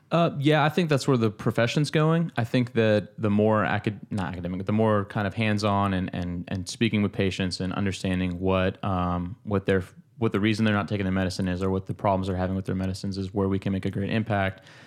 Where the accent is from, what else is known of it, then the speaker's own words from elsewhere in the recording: Georgia, United States; moved away as an adult; now in Charleston, United States; back in, um, in Georgia, back in my hometown